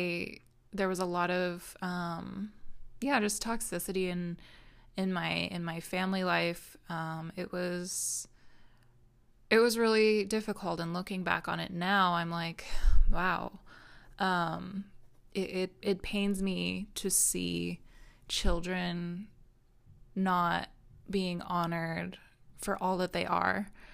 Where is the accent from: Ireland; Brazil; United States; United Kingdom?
United States; Minnesota; born there; I was born in Minnesota. I've lived all over the world since then.